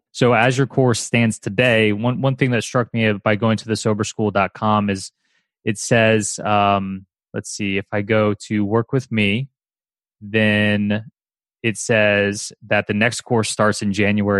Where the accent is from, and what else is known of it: United States